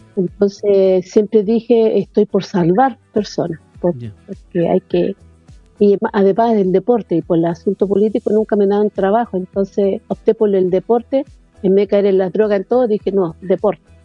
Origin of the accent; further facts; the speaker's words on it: Tocopilla, Antofagasta, Chile; now in Antofagasta, Chile; no soy antofagastina, pero sí soy tocopillana. Llevo 27 que estoy aquí en Antofagasta